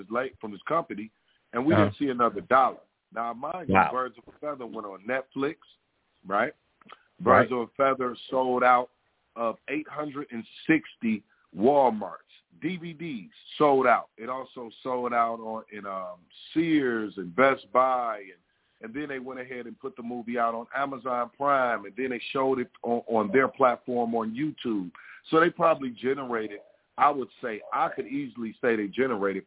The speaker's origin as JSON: {"language": "English", "town": "Detroit", "region": "Michigan", "country": "United States", "said": "I'm from Detroit."}